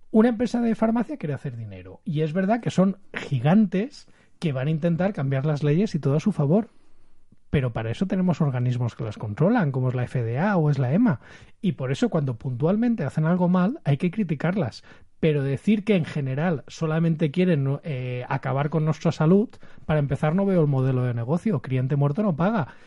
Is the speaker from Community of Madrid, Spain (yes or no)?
no; Valencian Community, Spain; se nota que somos de Valencia, muy falleros los tres.